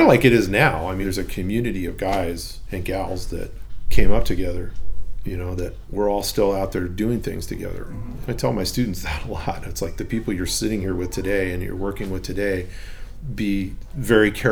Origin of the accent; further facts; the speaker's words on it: Huntington Beach, California, United States; I grew up in Huntington Beach, which is just down the road here